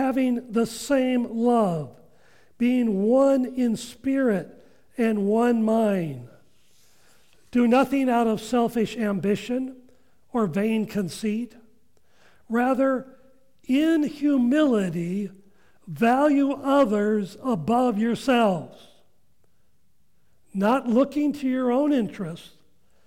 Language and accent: English; Washington, United States; I grew up in Washington